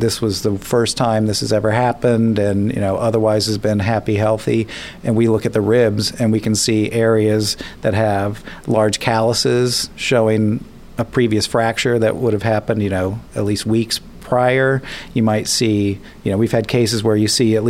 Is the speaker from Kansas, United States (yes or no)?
yes; Kansas, United States; growing up in Kansas, and as a kid, I would spend the summers in the funeral home